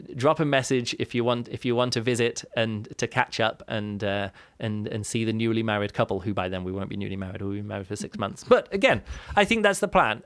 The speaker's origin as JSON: {"language": "English", "region": "England", "country": "United Kingdom", "moved": "yes", "lives_now": "Germany", "said": "I'm from England, the U K, we live in Germany."}